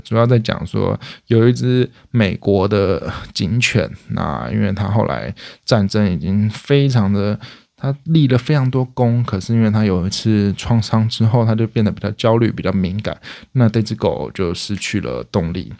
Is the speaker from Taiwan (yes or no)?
yes; Hualien County, Taiwan; 我是花莲人